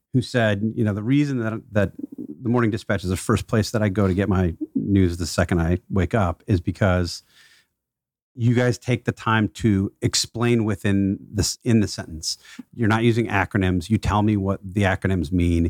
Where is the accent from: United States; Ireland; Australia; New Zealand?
United States; Milwaukee, Wisconsin; Milwaukee's my hometown